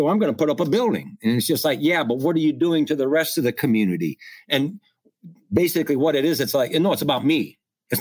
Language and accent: English; Midwest, United States; I'm from the Midwest. I'm not from New York and I'm not from Los Angeles